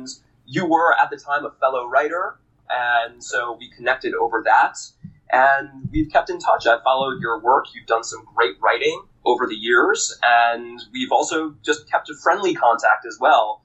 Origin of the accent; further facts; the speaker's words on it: New York, United States; moved away; also born or lived in Massachusetts / Washington, D.C.; I was born and raised in New York